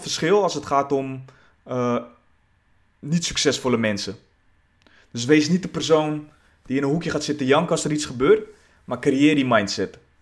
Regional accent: Zaandam, North Holland, Netherlands; Ik ben geboren in Zaandam, de buurt Poelenburg

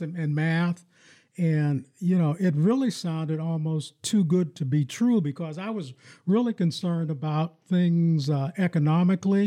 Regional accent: Farrell, Pennsylvania, United States; moved away as an adult; also born or lived in Michigan; now in Lansing, United States; I grew up in my hometown in, in Farrell, Pennsylvania

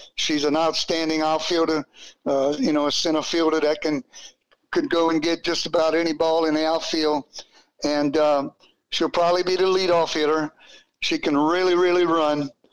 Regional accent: Abbeville, Louisiana, United States; when I was growing up in Abbeville, Babe Ruth, uh, Babe Ruth League was a very big part of what I did

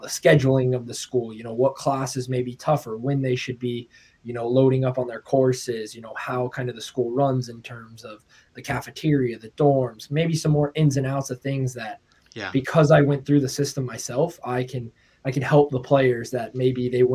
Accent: Southern California, United States; moved away as an adult; also born or lived in Orange County; now in Asheville, United States; I grew up in California. My whole youth career was in Southern California

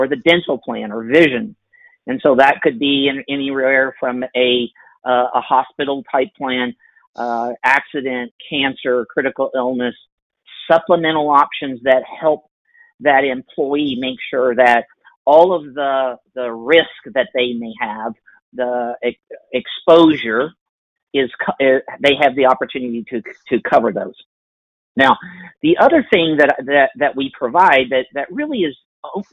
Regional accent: Oklahoma, United States; I'm from Oklahoma, and we're based here in Oklahoma City

